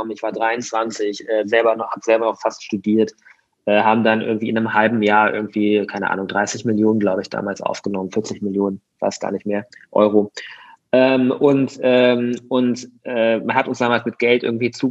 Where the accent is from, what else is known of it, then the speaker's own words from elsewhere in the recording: Mönchengladbach, North Rhine-Westphalia, Germany; ich bin in Mönchengladbach groß geworden. Ähm, also irgendwie ähm, Kleinstadt, würde ich mal sagen, Stadt, aber trotzdem klein.